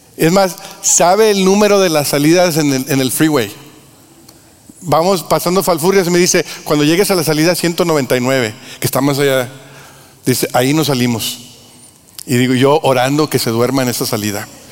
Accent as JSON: {"language": "Spanish", "country": "Mexico", "said": "nosotros en México"}